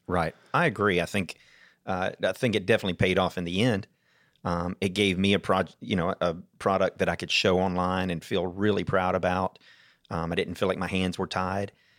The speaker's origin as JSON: {"language": "English", "town": "Atlanta", "region": "Georgia", "country": "United States", "tie": "born or raised there", "also_born_or_lived": "Stone Mountain, Georgia / Snellville, Georgia / Duluth, Georgia", "lives_now": "Jackson County, United States", "said": "Born in Atlanta, then moved to Stone Mountain, then Snellville, then Duluth, and now I'm up in, in Jackson County"}